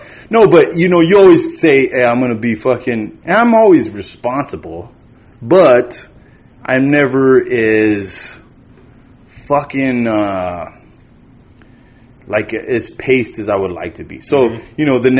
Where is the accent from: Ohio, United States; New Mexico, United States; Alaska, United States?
New Mexico, United States; Yeah, which I love because I'm from New Mexico.